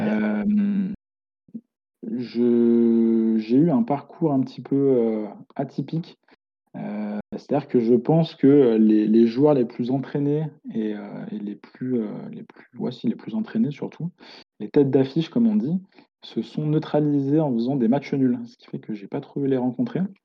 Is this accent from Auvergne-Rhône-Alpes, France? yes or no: yes; Lyon, Auvergne-Rhône-Alpes, France; moi je suis de Lyon